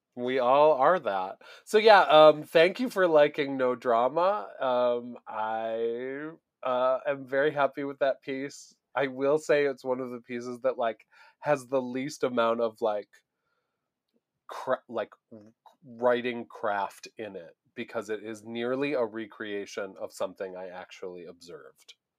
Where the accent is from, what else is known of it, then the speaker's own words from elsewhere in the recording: Buffalo, New York, United States; moved away; I grew up in Buffalo, New York